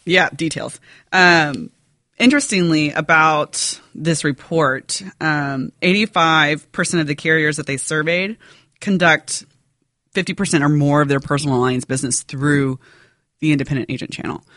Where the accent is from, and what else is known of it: United States